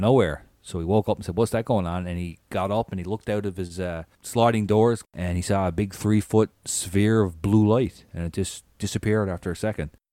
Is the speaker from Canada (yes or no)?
yes; Newfoundland and Labrador, Canada; growing up in Newfoundland, you know, in the eighties